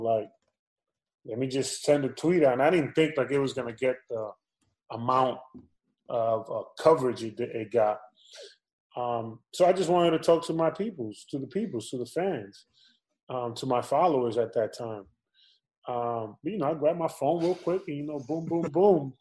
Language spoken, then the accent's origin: English; New York, United States; I was born and raised in New York